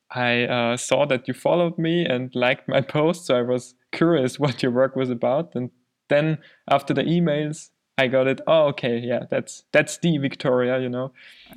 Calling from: Vienna, Austria; I'm actually in Austria, in Vienna.

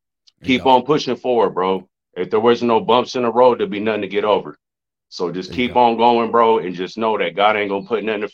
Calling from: San Bernardino, California, United States; San Bernardino, California. I've been on with you a couple times.

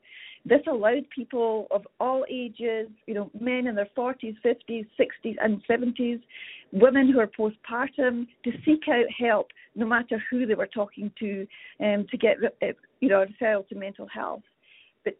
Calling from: Calgary, Alberta, Canada; I'm a registered nurse within Alberta. I'm calling from Calgary here.

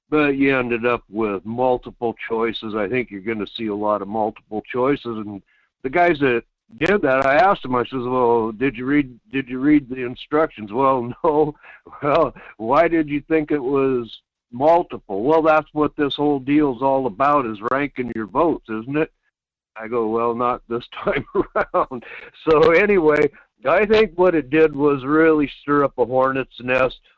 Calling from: Quinhagak, Alaska, United States; Yeah, good morning … in Quinhagak.

